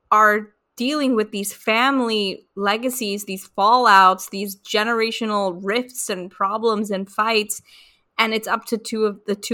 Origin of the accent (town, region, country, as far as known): United States